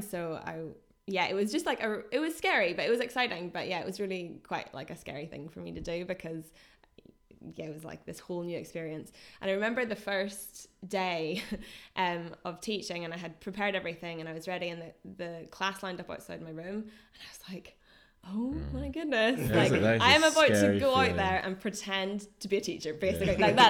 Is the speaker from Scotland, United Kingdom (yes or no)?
no; Northern Ireland, United Kingdom; accent: Northern Irish; Yeah, I was really conscious of it. So I think I neutralized my accent quite a lot because I was teaching them English.